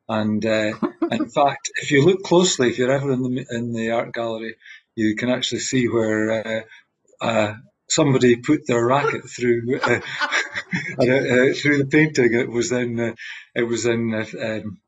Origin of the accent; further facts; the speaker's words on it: Fortrose, Scotland, United Kingdom; also born or lived in Killearnan, Black Isle; So originally, I come from the Black Isle, just north of Inverness. I grew up initially in a tiny village called Killeen, and then we moved to Fortress, which was one of the bigger places in the Black Isle.